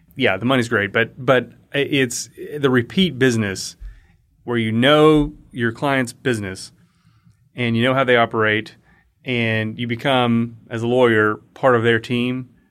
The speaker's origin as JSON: {"language": "English", "area": "Liberty County", "region": "Southeast Texas", "country": "United States", "tie": "born or raised there", "also_born_or_lived": "Denton, Texas", "said": "I grew up in Southeast Texas in Liberty County between Houston and Beaumont"}